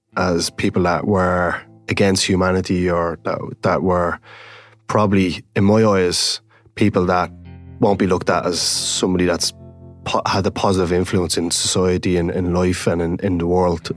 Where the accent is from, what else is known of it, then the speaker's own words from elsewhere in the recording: Dublin, Leinster, Ireland; When I grew up in Ballymun, it was a, a community full of energy.